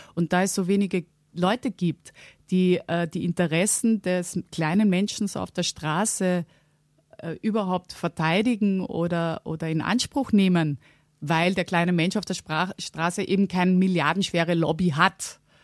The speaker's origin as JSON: {"language": "German", "region": "Vienna", "country": "Austria", "tie": "born or raised there", "also_born_or_lived": "Halle (Westfalen), Germany", "said": "bin dann nach einer Woche mit meiner Mutter mit, wieder nach Wien gegangen und bin dort aufgewachsen"}